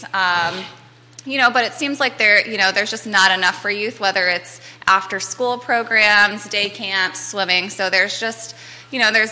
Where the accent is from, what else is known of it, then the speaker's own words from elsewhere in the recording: Lake Monticello, Virginia, United States; I grew up in Lake Monticello